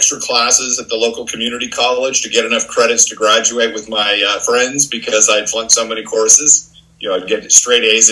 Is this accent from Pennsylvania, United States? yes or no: no; Santa Clarita, California, United States; moved away as an adult; also born or lived in Tokyo / Australia / Hawaii / New York; I grew up in Santa Clarita, California, in a suburb just north of Los Angeles